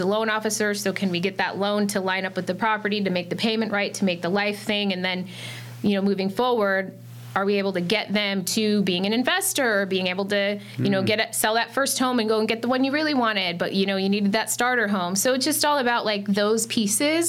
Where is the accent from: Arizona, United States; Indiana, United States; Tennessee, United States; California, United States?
Arizona, United States; Phoenix; I'm from here. I'm from Phoenix.